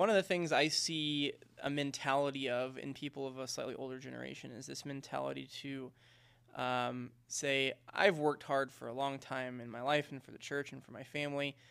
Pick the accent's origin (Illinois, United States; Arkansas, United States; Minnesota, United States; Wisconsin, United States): Arkansas, United States; Fort Smith; moved away; I grew up in Arkansas. I don't know if you know that, but I grew up in Fort Smith, Arkansas